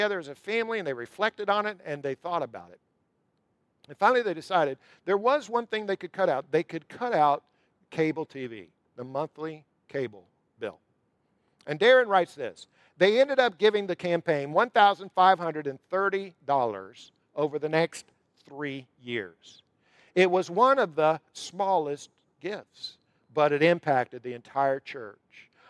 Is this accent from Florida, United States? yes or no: yes; Jacksonville, Florida, United States; moved away; I'm from Jacksonville. My mom still lives in Jacksonville